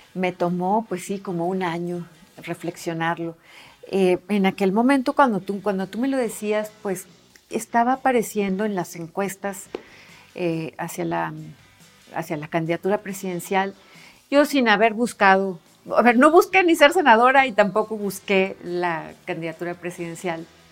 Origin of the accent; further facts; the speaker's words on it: Hermosillo, Sonora, Mexico; soy de Hermosillo, Sonora